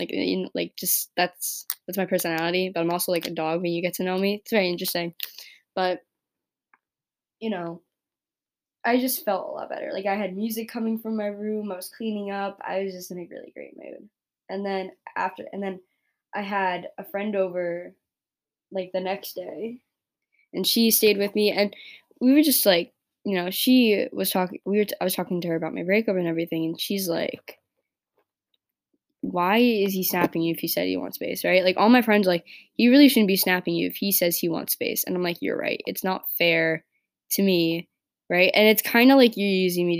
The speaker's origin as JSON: {"language": "English", "region": "New York", "country": "United States", "tie": "born or raised there", "said": "I grew up in New York"}